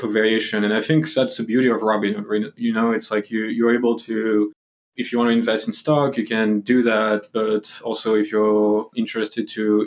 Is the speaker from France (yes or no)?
yes; France; moved away; I'm actually from Europe, as you can hear from the accent. So, you know, I'm from France.